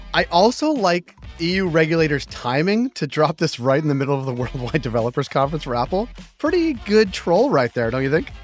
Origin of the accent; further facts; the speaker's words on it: Canada; as a Canadian